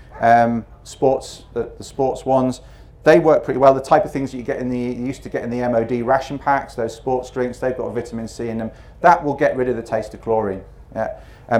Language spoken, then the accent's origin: English; North Wales, United Kingdom; also born or lived in Yorkshire; I was born in Yorkshire, and then when I was 5 we moved to North Wales